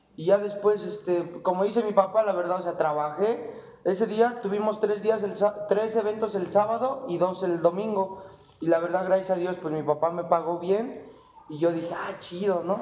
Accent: Calpulalpan, Tlaxcala, Mexico; somos de Calculalpan

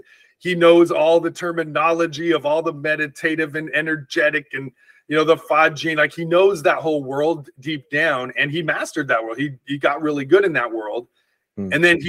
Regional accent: Northern California, United States; Because I'm from Northern California. We're the more thoughtful. We read books, it rains.

